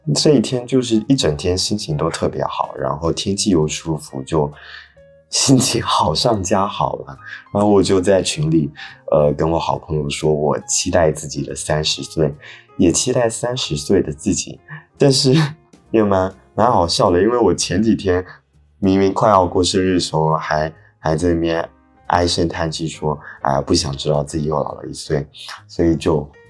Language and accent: Chinese; Fuzhou, Fujian, China; moved away; 国庆回福州了